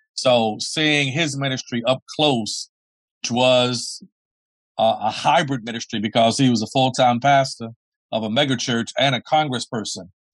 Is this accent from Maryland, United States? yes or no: yes; Baltimore, Maryland, United States; moved away as an adult; also born or lived in Washington, D.C. / Dayton, Ohio / Columbus, Ohio / Cincinnati, Ohio; I was born and raised in Baltimore, Maryland